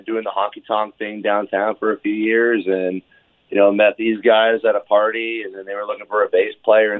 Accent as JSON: {"language": "English", "town": "Clarksville", "region": "Tennessee", "country": "United States", "said": "I'm from Clarksville, Tennessee, about, you know, less than an hour out up northeast of Nashville, northwest"}